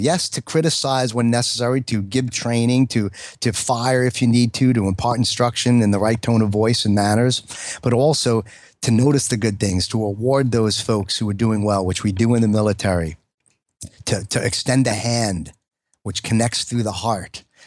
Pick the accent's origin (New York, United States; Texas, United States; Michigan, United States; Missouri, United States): New York, United States; I'm a New Yorker